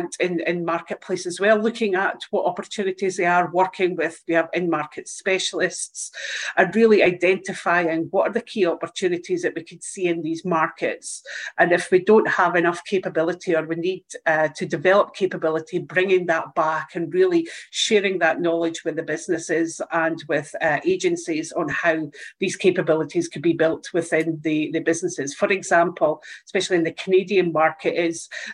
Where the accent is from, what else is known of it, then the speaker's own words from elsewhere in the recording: Dundee, Scotland, United Kingdom; Ace Aquatech are actually in my hometown. So they're here in Dundee.